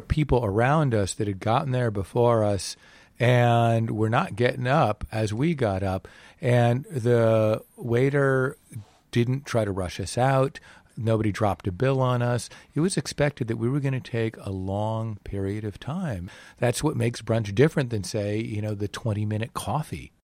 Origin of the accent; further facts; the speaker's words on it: New England, United States; I was raised in New England.